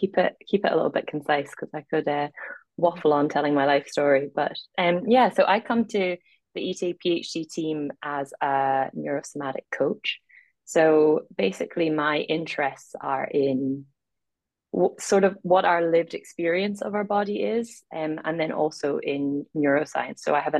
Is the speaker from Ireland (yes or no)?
yes; Ireland; accent: mid-Atlantic; also born or lived in Scotland / Middle East; It's a mid-Atlantic accent. I was born in Scotland, and then I spent my first 10 years living in the Middle East, and I went to an international school, so that was just a weird foundation. And then I'm from Ireland.